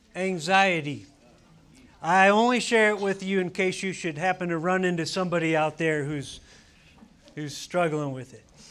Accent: Ohio, United States; now in Arizona, United States; we grew up in Ohio

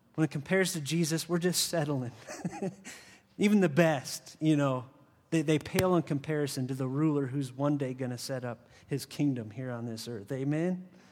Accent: 60 miles from Chardon, Ohio, United States; now in Arizona, United States; 60 miles from where I grew up in Chardon, Ohio.

